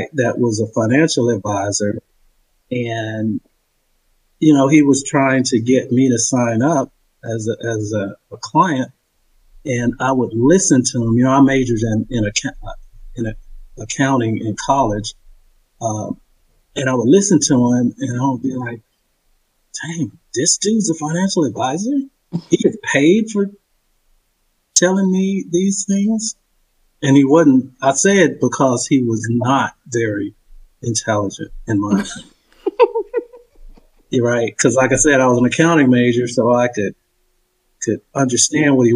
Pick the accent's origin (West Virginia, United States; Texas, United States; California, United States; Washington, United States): Texas, United States; Dallas; also born or lived in Kansas City / Frisco, Texas; now in Houston, United States; I was born and raised in Dallas, in the Pinks